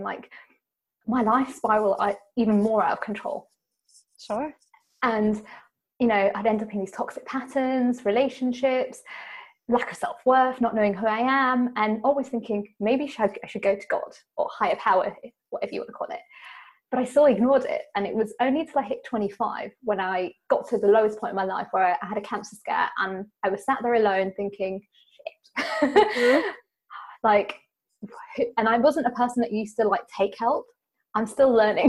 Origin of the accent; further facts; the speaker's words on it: United Kingdom; being British and being Indian